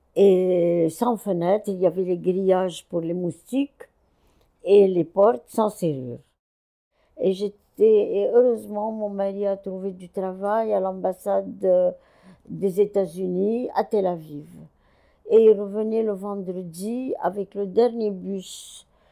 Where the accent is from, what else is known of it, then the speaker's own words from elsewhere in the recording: Cairo, Cairo Governorate, Egypt; moved away as an adult; also born or lived in France / Brazil; Je suis née au Caire en 1937.